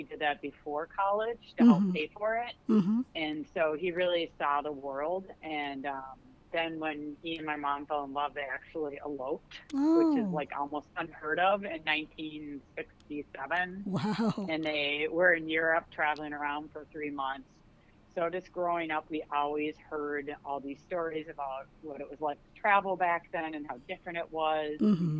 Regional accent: Minnesota, United States; Oh, geez, I want to say, yeah, you betcha, to make a joke of our accent here. I do have Scandinavian heritage, so it's kind of funny growing up here because

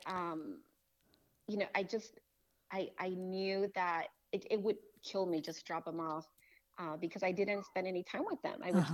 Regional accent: Tijuana, Baja California, Mexico; moved away as an adult; also born or lived in Los Angeles, California, United States; now in Texas, United States; I was born in California mm-hmm. and grew up in Mexico until I was 18.

